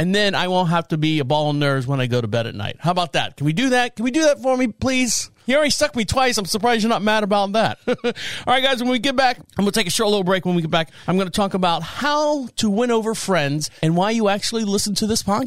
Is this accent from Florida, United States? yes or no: yes; Orlando, Florida, United States; moved away as an adult; now in North Carolina, United States; I've been in North Carolina here since 2014, born and raised in Orlando, Florida.